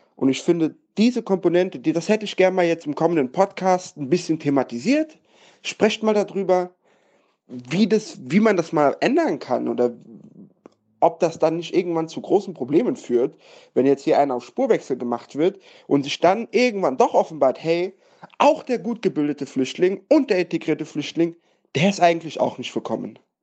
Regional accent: Saarbrücken, Saarland, Germany; now in Mainz, Germany; Ich beispielsweise bin in Deutschland groß geworden, in Saarbrücken, in Saarbrücken aufgewachsen und dann nach Mainz gezogen

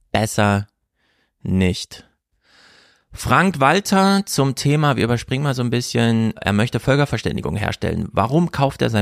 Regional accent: Thuringia, Germany; selbst für mich als Thüringer

